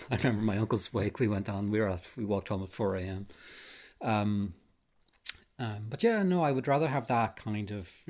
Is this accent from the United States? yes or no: no; Ireland; graveyards in my hometown, there was the Protestant side and the mm-hmm. Catholic mm-hmm. side of the same graveyard